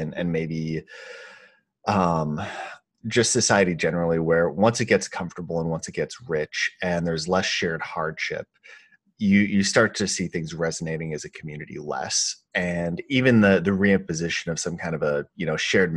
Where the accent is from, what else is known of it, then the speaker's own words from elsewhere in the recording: Grand Forks, North Dakota, United States; also born or lived in Minnesota; I grew up in Minnesota, which back in the day, in Minnesota and North Dakota, which I think were pretty high trust, especially the town I grew up in was Grand Forks